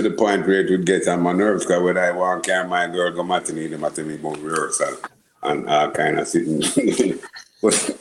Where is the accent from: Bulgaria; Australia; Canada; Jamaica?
Jamaica; Kingston; I grew up in Kingston, 6th. In Ligonie, in Jamaica